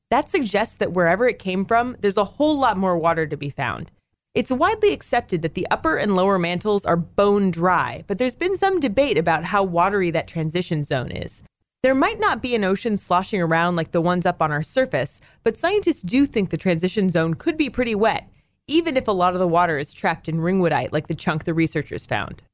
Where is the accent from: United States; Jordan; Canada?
United States; Northern California; moved away as an adult; also born or lived in Texas; my hometown in Northern California